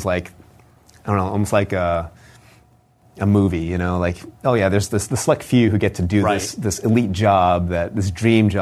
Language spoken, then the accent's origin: English; St. Louis, Missouri, United States; I'm from St. Louis, Missouri